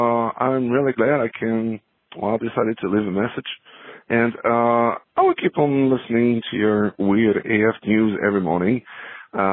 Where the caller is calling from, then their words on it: Paris, Île-de-France, France; I'm calling you from Paris in France.